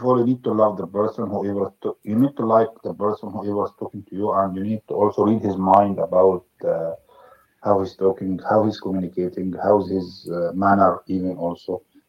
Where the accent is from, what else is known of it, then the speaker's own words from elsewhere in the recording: Egypt; Yes, I'm from Egypt